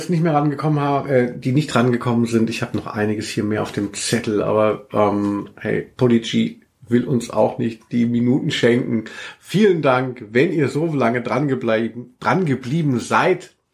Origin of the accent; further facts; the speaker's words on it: Southern Germany, Germany; now in Cologne, Germany; Gell, dass man merkt, ich komme eigentlich aus Süddeutschland.